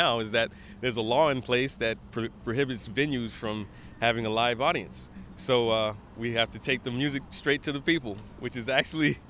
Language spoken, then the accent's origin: English; Miami, Florida, United States; moved away as an adult; also born or lived in Gainesville, Florida; now in New York, United States; Originally from Miami. We were born in Gainesville, me and my twin brother, EJ. But we grew up in Miami and moved here for college